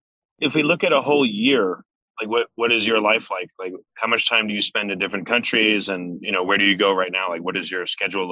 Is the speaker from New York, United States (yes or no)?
yes; New York, United States; moved away as an adult; now in Texas, United States; I grew up in New York